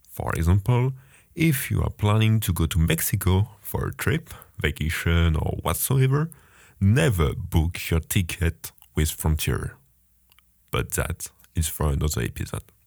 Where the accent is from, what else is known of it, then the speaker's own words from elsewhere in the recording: France; English is a second language; moved away as an adult; now in Baltimore, United States; You may have heard I'm French, and I have been an international student at Johns Hopkins University for three months